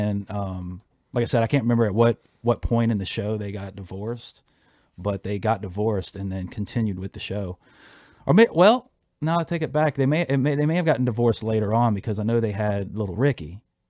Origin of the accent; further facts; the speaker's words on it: Havana, Cuba; You know, because I'm always talking about Havana and just growing up in Cuba.